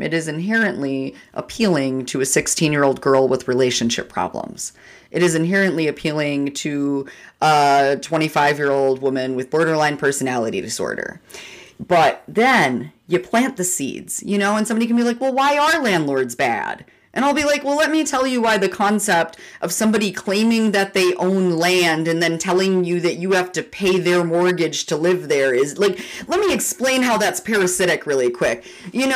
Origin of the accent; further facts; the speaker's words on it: Minneapolis, Minnesota, United States; I grew up in North Minneapolis